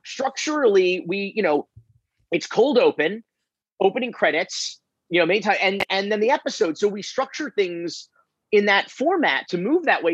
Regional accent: Florida, United States; I'm from Florida

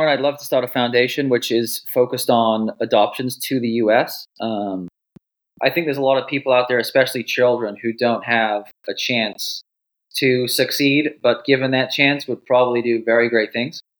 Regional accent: Wales, United Kingdom; now in United States; Originally from Wales.

